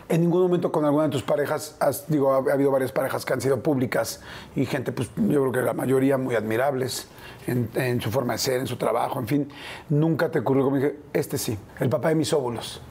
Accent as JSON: {"language": "Spanish", "area": "small town near Papantla", "region": "Veracruz", "country": "Mexico", "tie": "born or raised there", "said": "he pasado casi toda mi infancia y adolescencia en Veracruz en un pueblito muy chiquito cerca de Papantla"}